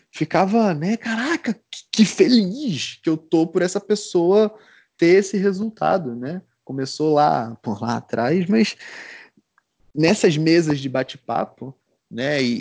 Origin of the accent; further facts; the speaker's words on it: Recife, Pernambuco, Brazil; now in Curitiba, Brazil; Eu, pô, eu vim de, de Recife, né? Recife é, só tem dois climas, né? E aqui é muito bem definido, né? Curitiba